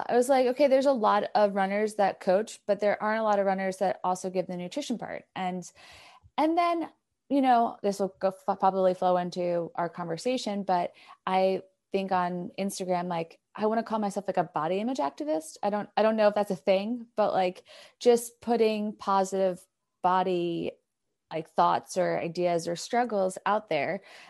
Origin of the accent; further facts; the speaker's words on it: New York, United States; Yeah, I'm from New York originally, but now I feel like I'm from everywhere in the US because I just keep moving around.